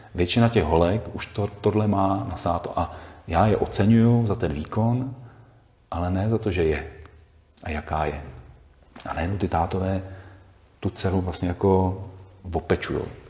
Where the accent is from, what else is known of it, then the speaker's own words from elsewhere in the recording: Bohemia, Czechia; u nás v Čechách